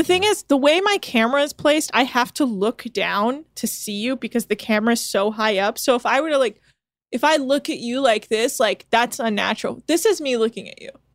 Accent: Bay Area, California, United States; I was raised in the Bay Area

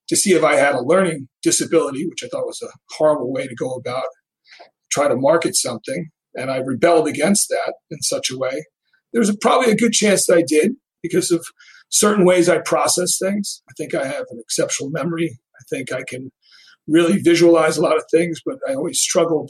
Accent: Rye, New York, United States; I grew up in Rye, New York

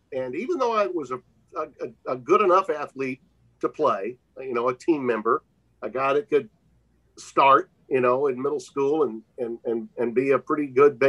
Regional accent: Deep South, United States; I had the blessing of growing up in the Deep South with a dad that was a broadcaster that could correct my diction and correct my phonetics

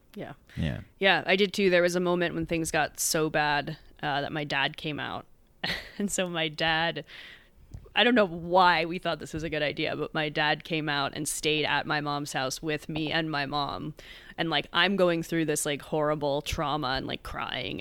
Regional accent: United States; moved away as an adult; also born or lived in San Diego; I grew up in suburbia outside Manhattan

